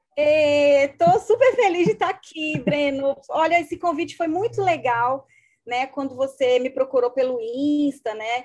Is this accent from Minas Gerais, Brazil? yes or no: yes; Juiz de Fora, Minas Gerais, Brazil; moved away as an adult; also born or lived in Belo Horizonte / Porto Alegre; now in João Pessoa, Brazil; eu sou mineira, sou de Juiz de Fora